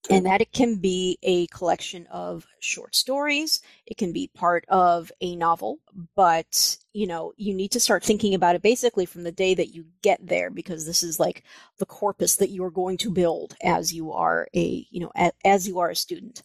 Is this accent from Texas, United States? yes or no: no; Libertyville, Illinois, United States; moved away as an adult; also born or lived in Minnesota; I grew up outside Chicago in a little town called Libertyville